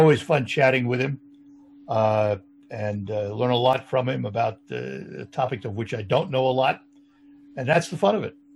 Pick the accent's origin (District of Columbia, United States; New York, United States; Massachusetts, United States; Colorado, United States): New York, United States; moved away as an adult; also born or lived in Louisville; now in Saginaw, United States; I'm a New Yorker. I worked in suburban New York City before I came here.